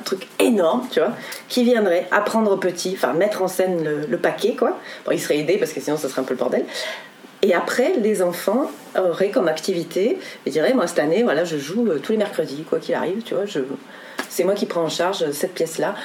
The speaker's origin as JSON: {"language": "French", "country": "France", "said": "en tant que français"}